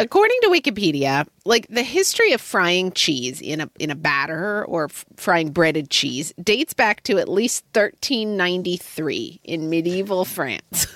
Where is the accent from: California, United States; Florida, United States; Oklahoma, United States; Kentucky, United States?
Oklahoma, United States; growing up in Oklahoma